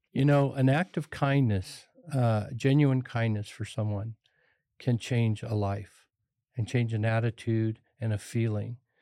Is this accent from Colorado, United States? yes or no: yes; Pueblo, Colorado, United States; I was raised on the Lower East Side of Pueblo, poor